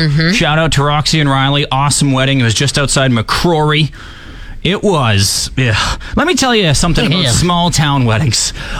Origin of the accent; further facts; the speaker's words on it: Saskatchewan, Canada; I am from Saskatchewan.